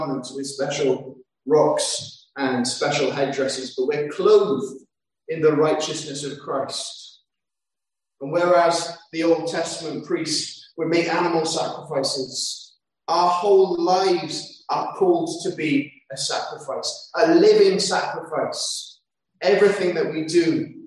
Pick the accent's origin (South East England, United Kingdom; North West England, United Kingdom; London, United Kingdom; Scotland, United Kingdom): London, United Kingdom; I grew up in London